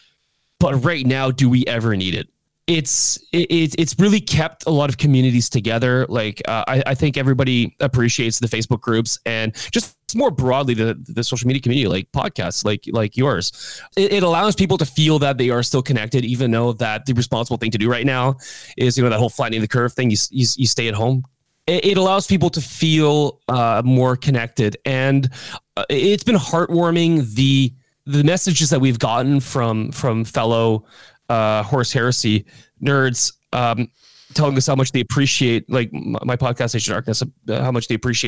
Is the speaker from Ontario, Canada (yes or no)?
yes; Ontario, Canada; now in Quebec, Canada; I come originally from Ontario, but I moved to Quebec.